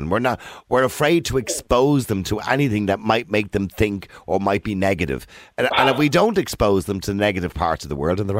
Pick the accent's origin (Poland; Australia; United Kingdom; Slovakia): Poland; now in Ireland; So no, I'm from Poland.